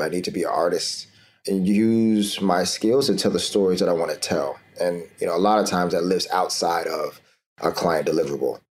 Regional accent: Florida, United States; now in New York City, United States; I'm, I'm from Florida originally, and I moved to New York City

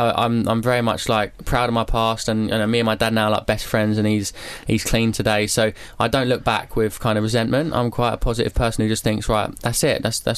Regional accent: Epsom, South East England, United Kingdom; I grew up in a place called Epsom in Surrey.

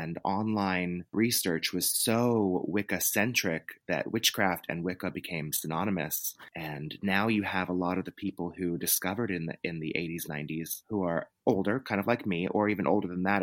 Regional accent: Texas, United States; I grew up in the South in Texas, and you know, it's the Bible Belt

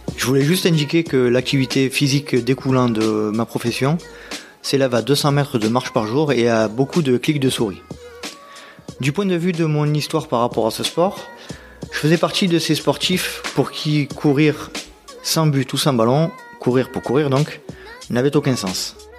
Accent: Nord-Pas-de-Calais, Hauts-de-France, France; accent: Nord-Pas-de-Calais; mon accent du Nord-Pas-de-Calais

